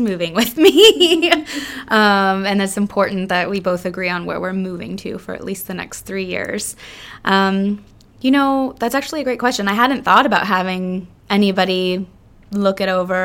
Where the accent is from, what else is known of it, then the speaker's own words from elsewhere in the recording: South Florida, United States; we're originally from South Florida and, um, you know, born and raised there